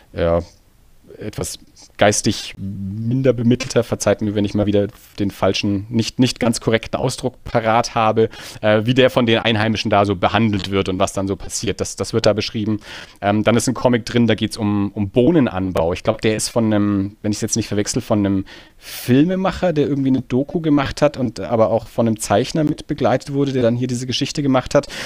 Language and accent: German; Erlangen, Bavaria, Germany; wir sind beide aus Erlangen